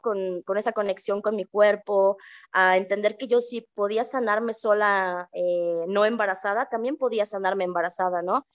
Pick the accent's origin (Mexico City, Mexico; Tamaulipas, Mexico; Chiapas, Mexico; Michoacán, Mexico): Mexico City, Mexico; moved away as an adult; also born or lived in Peru; now in San Cristóbal de las Casas, Mexico; yo crecí en la Ciudad de México